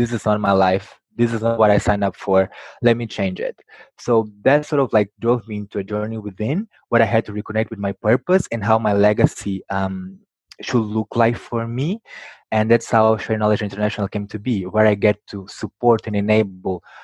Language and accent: English; Mozambique; I was born in Mozambique, a country in Southeast Africa